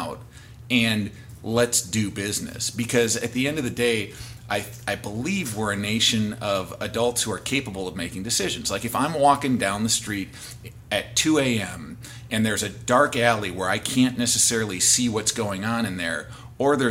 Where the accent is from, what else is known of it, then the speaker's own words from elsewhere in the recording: Wisconsin, United States; now in Washington, United States; I'm from Wisconsin originally